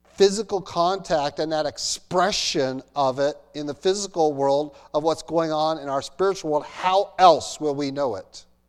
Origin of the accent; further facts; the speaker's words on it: United States; I'm an American.